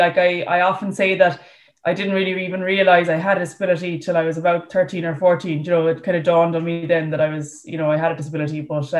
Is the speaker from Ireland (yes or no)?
yes; Galway, Connacht, Ireland; I'm from Galway and I row for Galway Rowing Club.